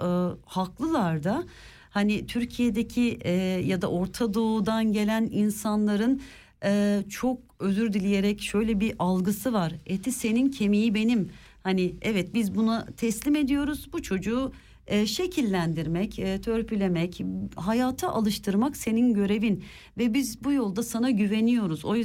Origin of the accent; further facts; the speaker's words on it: Germany; born there; Ben buradayım, burada doğdum ve biliyorum.